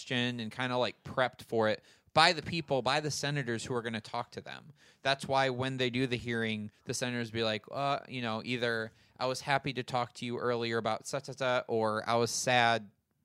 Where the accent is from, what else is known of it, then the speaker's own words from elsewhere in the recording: Michigan, United States; I'm from Michigan